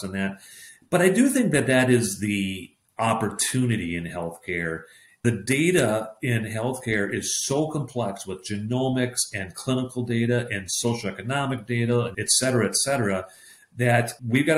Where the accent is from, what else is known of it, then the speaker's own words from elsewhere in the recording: Minneapolis, Minnesota, United States; born and raised in Minneapolis, Minnesota